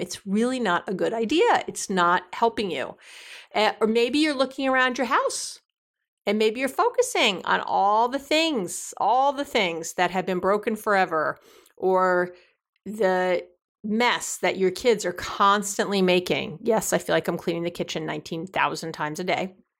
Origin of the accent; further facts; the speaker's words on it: New York, United States; being a New Yorker